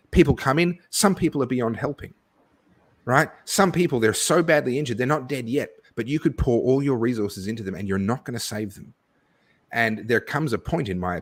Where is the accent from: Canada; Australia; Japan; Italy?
Australia; my wife and I, we are both fifth-generation Australians. We're as Aussie as you can get without actually having Indigenous blood